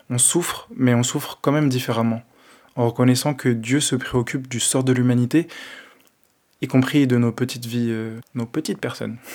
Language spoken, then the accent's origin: French; Madagascar; À cause de mes origines, parce qu'on est trop fort, on est malgache en fait.